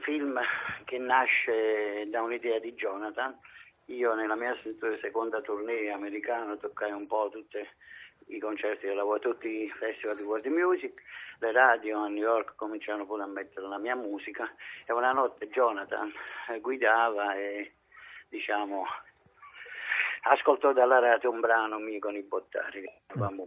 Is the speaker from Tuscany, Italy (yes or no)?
no; Naples, Campania, Italy; la mia origina, la mia terra, la Napoli Nord, Marianella